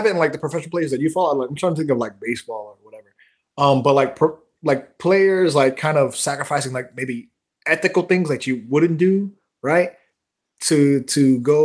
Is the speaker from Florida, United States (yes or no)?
yes; Miami, Florida, United States; I'm from Miami.